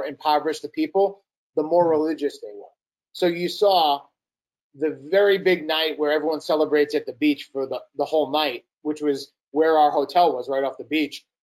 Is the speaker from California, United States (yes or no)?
no; New York City, New York, United States; We're both from New York. He's from Long Island. I'm from Brooklyn